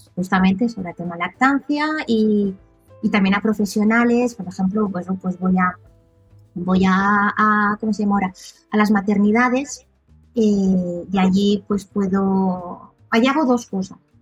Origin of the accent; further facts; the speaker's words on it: Reus, Catalonia, Spain; first language Catalan; Spanish is a second language; moved away as an adult; now in near Marseille, France; yo soy nacida en Reus, provincia de Tarragona